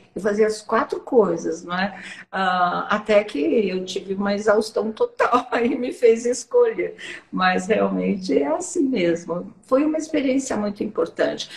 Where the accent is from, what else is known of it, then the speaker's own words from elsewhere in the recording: São Paulo, Brazil; sou paulista paulistana mesmo, da Zona Norte